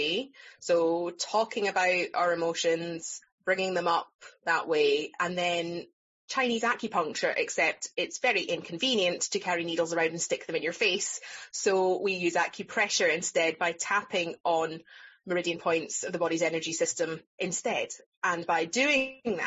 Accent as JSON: {"language": "English", "region": "Scotland", "country": "United Kingdom", "tie": "born or raised there", "also_born_or_lived": "England", "accent": "Scottish", "moved": "as an adult", "said": "I'm from here. I'm back in my hometown"}